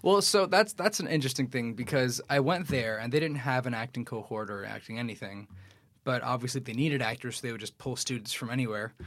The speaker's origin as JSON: {"language": "English", "town": "New York City", "region": "New York", "country": "United States", "tie": "born or raised there", "said": "I grew up in Queens, I grew up in Astoria"}